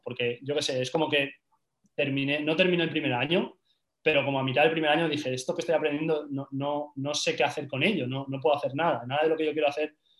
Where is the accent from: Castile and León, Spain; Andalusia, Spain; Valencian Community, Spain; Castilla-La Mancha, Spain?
Valencian Community, Spain; Valencia; moved away as an adult; now in Madrid, Spain; yo soy de Valencia